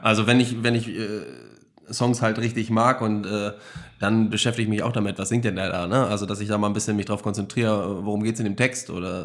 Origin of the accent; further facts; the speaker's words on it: Germany; als Deutscher